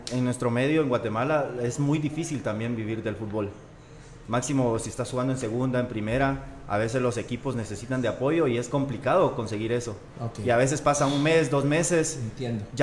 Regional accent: Santa Ana, El Salvador; No, eh, yo soy de Santa Ana.

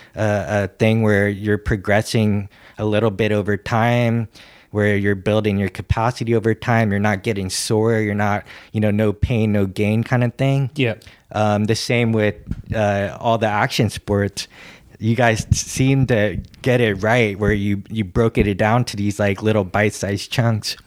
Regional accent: San Francisco, California, United States; growing up in San Francisco? you know, it was a pretty pretty huge skate scene.

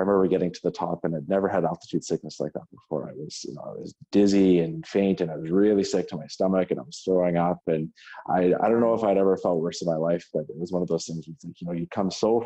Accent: Regina, Saskatchewan, Canada; moved away as an adult; now in Kingston, Canada; I grew up in Regina, Saskatchewan, and I did med school at the University of Saskatchewan

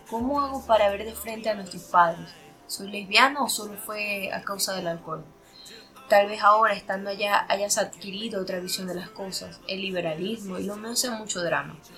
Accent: Barquisimeto, Lara, Venezuela; moved away; Soy de Barquisimeto, Estado Lara, Venezuela pero yo me fui de Venezuela no por problemas económicos, busqué otra salida.

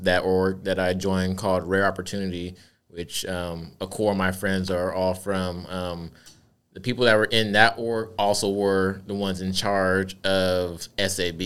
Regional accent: Tacoma, Washington, United States; also born or lived in Oklahoma; me being from Tacoma

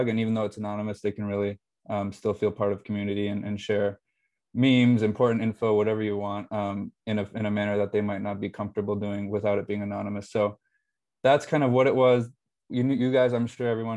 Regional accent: Phoenix, Arizona, United States; moved away as an adult; now in Boston, United States; I'm from Phoenix, Arizona

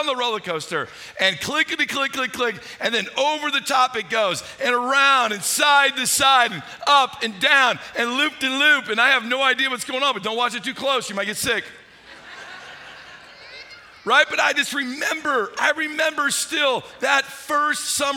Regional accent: St. Louis, Missouri, United States; I grew up in St. Louis, Missouri

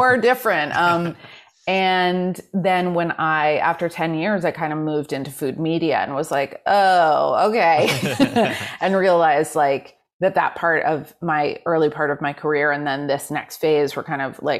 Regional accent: New York City, New York, United States; I was raised in Manhattan

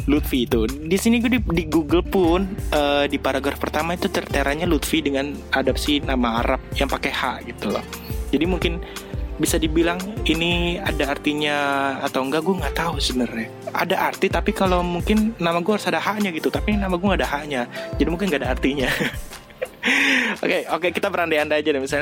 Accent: Jakarta, Indonesia; born there; Karena nyokap gue itu orang Bandung. Gitu. Dan gue lahir di Jakarta.

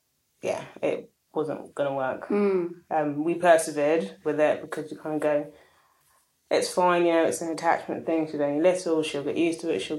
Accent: London, United Kingdom; I'm Ghanaian British, born here, always lived in London.

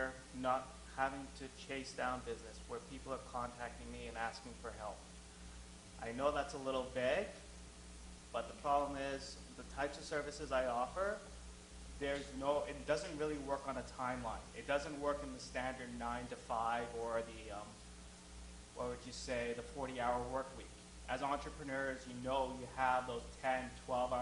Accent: Vancouver, British Columbia, Canada; also born or lived in Montreal; I'm born and raised in Vancouver

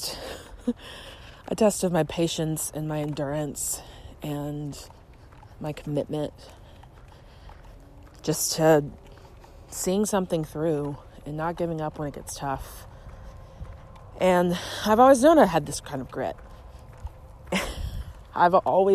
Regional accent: Shreveport, Louisiana, United States; moved away as an adult; now in St. Louis, United States; I'm originally from Louisiana, from Shreveport, third largest city

